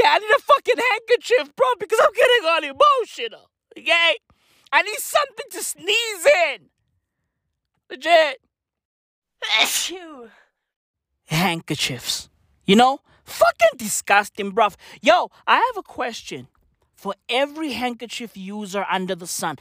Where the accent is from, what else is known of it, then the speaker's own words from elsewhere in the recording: South Africa; I'm South African